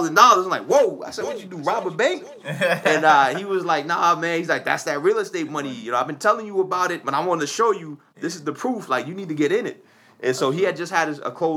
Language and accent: English; Boston, Massachusetts, United States; I'm born and raised in Dorchester